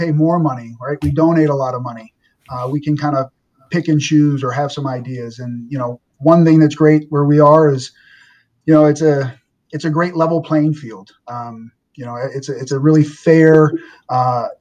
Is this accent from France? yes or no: no; New Orleans, Louisiana, United States; moved away; I'm from New Orleans, Louisiana, and my mom, God bless her, she's still teaching